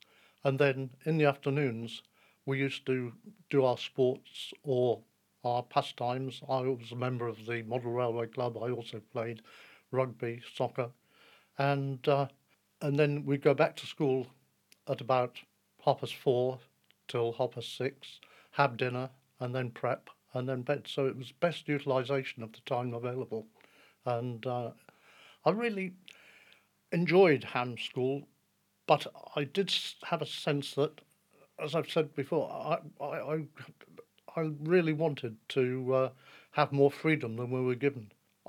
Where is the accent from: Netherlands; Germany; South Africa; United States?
Germany; Gütersloh, North Rhine-Westphalia; And most of my remembered life is growing up in Germany.